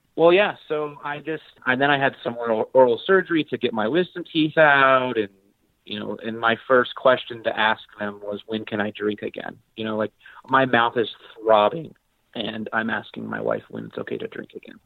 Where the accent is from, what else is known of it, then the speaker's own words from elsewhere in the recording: Colorado, United States; I'm mostly from Colorado to keep the story brief. Yes, I was born in Colorado